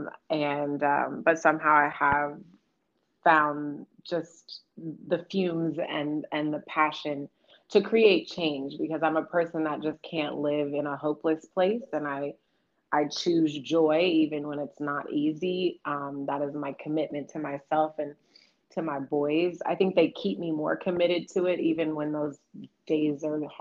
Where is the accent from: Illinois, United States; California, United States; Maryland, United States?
California, United States; Oakland; moved away; I'm born and raised in Oakland